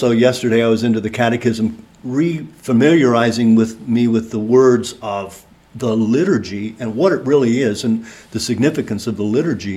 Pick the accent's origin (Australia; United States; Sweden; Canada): United States; Sugar Grove; I was raised in Sugar Grove